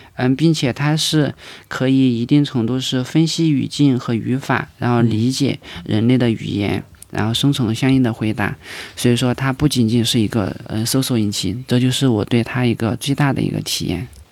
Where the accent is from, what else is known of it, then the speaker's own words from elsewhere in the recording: China; 我们中国人